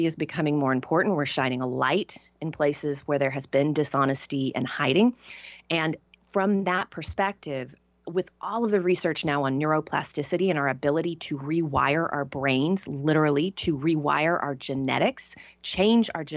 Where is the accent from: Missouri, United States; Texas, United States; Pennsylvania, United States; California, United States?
Texas, United States; Tyler; moved away; the vast majority of people that I grew up with stayed in Tyler or in Texas